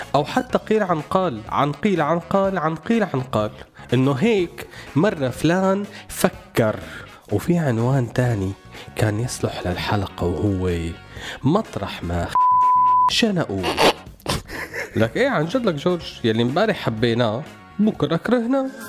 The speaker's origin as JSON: {"language": "Arabic", "country": "Syria"}